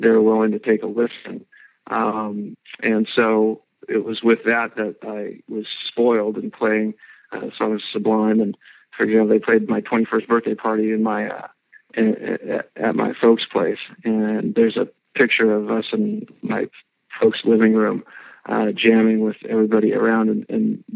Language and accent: English; Long Beach, California, United States; I grew up in Long Beach, California